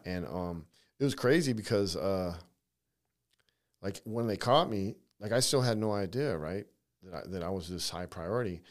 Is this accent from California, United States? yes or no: yes; San Diego, California, United States; moved away; I grew up in California, so, you know, I'm from California